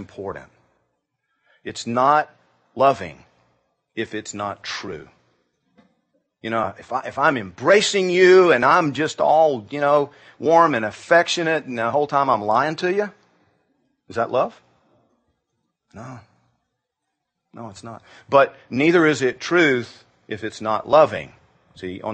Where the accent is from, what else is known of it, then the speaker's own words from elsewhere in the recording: Georgia, United States; Growing up in Georgia